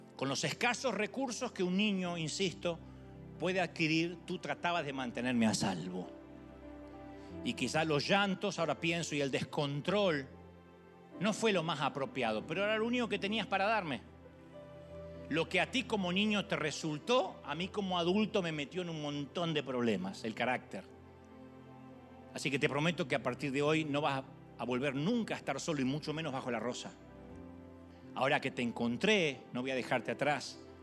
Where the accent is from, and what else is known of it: Argentina; moved away